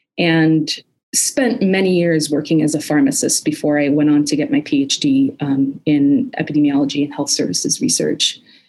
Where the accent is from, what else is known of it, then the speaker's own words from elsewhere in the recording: Chicago, Illinois, United States; also born or lived in Palestine; I was born in Palestine and grew up in Chicago in a primarily Palestinian community. And in 1987, my family moved to Palestine, moved back in an effort to sort of lay our roots down back in Palestine.